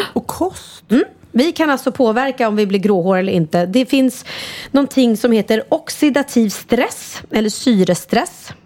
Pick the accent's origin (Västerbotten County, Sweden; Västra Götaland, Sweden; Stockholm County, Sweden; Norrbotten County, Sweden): Stockholm County, Sweden; Värmdö; alltid firat midsommar ute på Värmdö där vi är uppvuxna